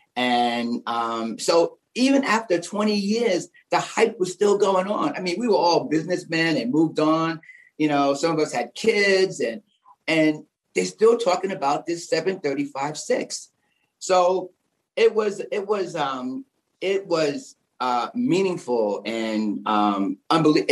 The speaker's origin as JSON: {"language": "English", "town": "New York City", "region": "New York", "country": "United States", "tie": "born or raised there", "also_born_or_lived": "Queens", "said": "we were raised in Harlem and Bed Stuy"}